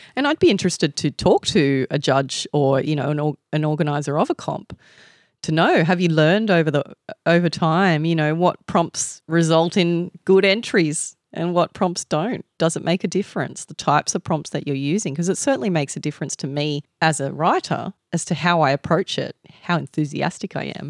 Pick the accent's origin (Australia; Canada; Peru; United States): Australia; I have the advantage of being Aussie